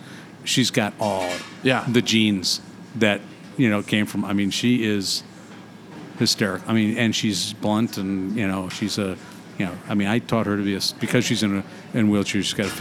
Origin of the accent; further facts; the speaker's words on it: Madison, Wisconsin, United States; moved away as an adult; also born or lived in New York / Westchester / Connecticut; we grew up in Maple Bluff and went to Edgewood.